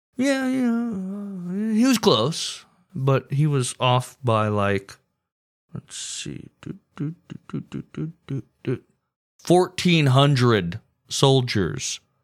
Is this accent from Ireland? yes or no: no; United States; as an American